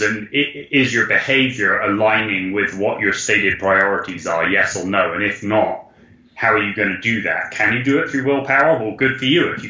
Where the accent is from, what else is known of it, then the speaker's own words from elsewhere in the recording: United Kingdom; we're British